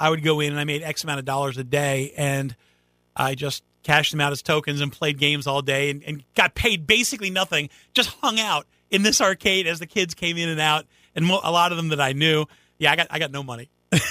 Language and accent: English; Schroon Lake, New York, United States; moved away as an adult; also born or lived in Quantico, Virginia; I managed one in my hometown of Scroon Lake, New York.